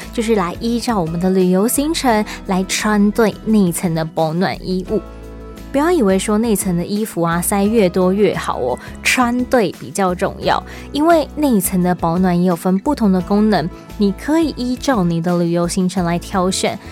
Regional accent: Taipei, Taiwan; now in Taichung, Taiwan; 在台中久了之后，偶尔回去一下台北

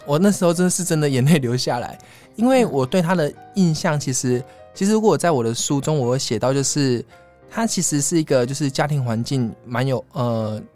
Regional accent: Kaohsiung, Taiwan; moved away as an adult; now in Taipei, Taiwan; 我是高雄人

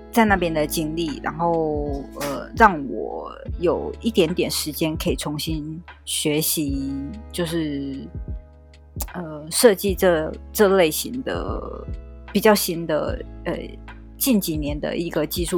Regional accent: Taichung, Taiwan; moved away as an adult; now in Taipei, Taiwan; 在二零一五之前，我在我的家乡，我的家乡在台中哦，然后是二零一五之后我来台北

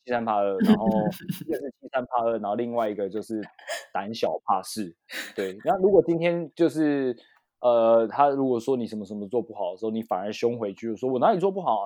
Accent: Taiwan; 我是，我是台湾人这样子

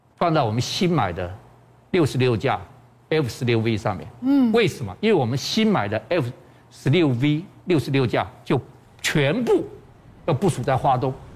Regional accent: Taiwan; 我们台湾人

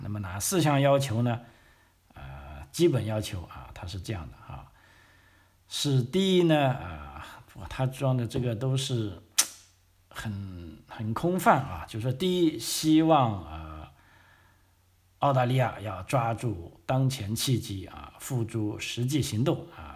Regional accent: China; now in Australia; 我们新移民啊， 虽然来澳洲住那么久了，但是作为之前啊，自己的母国

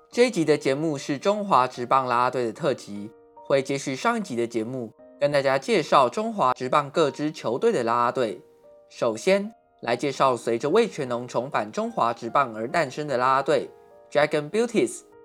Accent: Taiwan; 台湾是一块宝岛，同时也是我们的家乡

